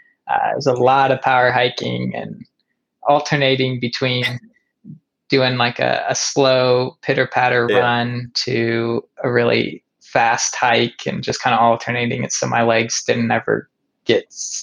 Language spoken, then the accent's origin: English; Kansas, United States; I came from Kansas, you know, downhills are going to be the worst for me.